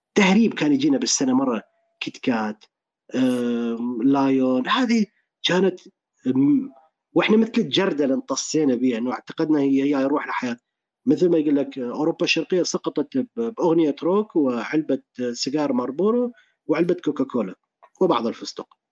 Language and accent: Arabic; Iraq; also born or lived in Dubai, United Arab Emirates; كبرت بالعراق